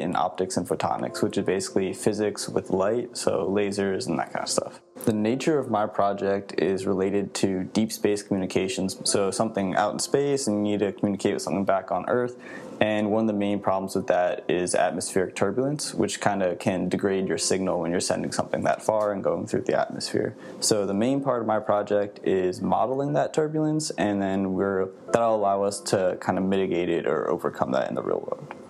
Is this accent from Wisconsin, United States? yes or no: no; Philadelphia, Pennsylvania, United States; moved away as an adult; now in Orlando, United States; I grew up around Philadelphia, but I'm currently going to school in Orlando